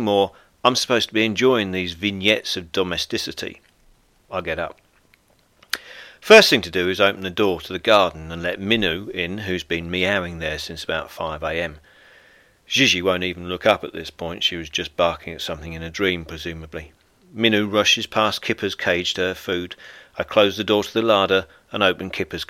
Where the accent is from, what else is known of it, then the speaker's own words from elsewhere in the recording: United Kingdom; moved away as an adult; now in France; I'm a British stand-up comedian, best-selling author, and owner of a B&B here in rural France.